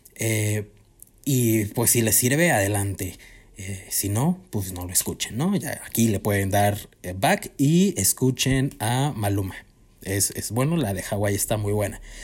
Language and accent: Spanish; Cuernavaca, Morelos, Mexico; moved away; yo también soy foráneo, eh, vaya, venimos de Cuernavaca los dos